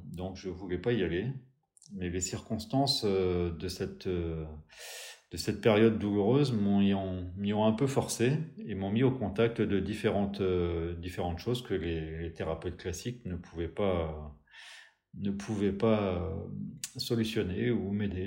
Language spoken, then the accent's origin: French; Pays Bigouden, South Finistère, Brittany, France; je suis originaire du Sud Finistère, plus précisément du Pays Bigouda, un endroit d'où je, où j'ai grandi